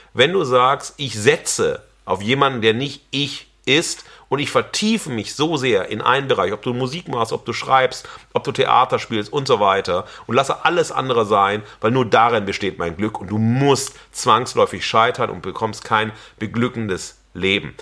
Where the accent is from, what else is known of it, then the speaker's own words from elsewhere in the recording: Xanten, North Rhine-Westphalia, Germany; also born or lived in Wesel; meine äh, Schuljahre waren in Xanten am Niederrhein